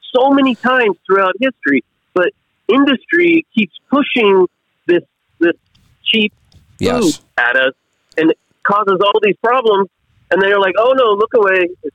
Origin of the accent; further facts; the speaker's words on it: Kansas, United States; I'm from Kansas. I mean, this is where all the wheat and corn is made